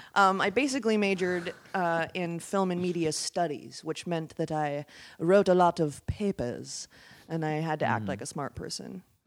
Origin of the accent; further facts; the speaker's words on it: Wisconsin, United States; now in Los Angeles, United States; that's how everyone talks in Wisconsin. It's pretty great.